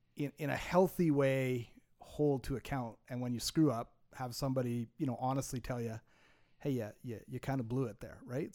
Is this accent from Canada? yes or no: yes; Montreal, Quebec, Canada; I grew up in Montreal